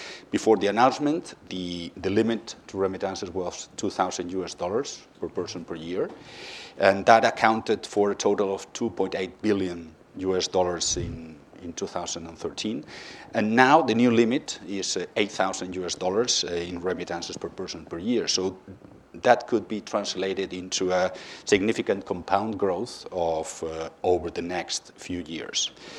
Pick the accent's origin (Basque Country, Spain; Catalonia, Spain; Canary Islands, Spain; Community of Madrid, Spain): Community of Madrid, Spain; Madrid; Okay, we are a bank of Spanish origin, as you said. I come from Madrid, but we have quite a wide international presence.